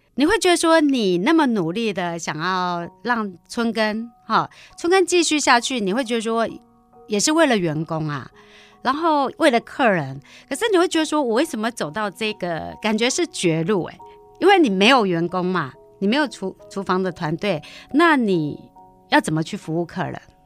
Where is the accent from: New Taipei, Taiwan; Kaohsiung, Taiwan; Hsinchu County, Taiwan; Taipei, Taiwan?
Hsinchu County, Taiwan; Zhubei; 我本来就是竹北长大的孩子